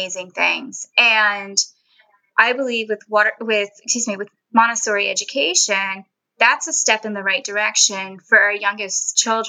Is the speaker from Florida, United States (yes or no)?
yes; Florida, United States; first language Spanish; English is a second language; being in a predominantly English-speaking area of Florida, I only spoke English after